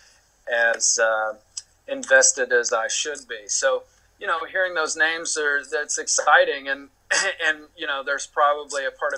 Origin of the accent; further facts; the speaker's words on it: the South, United States; moved away; I'm from the South originally. So in terms of character and personality and style and accent, I felt like I had a pretty good handle on those things just because of where I'm from